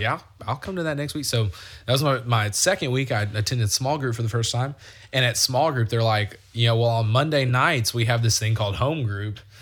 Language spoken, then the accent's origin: English; Conway, Arkansas, United States; I grew up in Conway